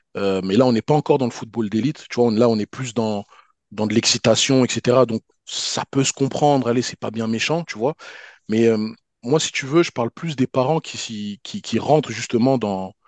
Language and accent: French; Paris, Île-de-France, France; quand on était jeunes sur Paris